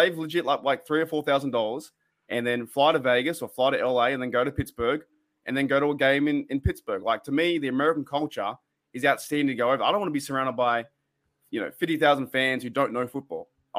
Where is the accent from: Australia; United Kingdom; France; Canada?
Australia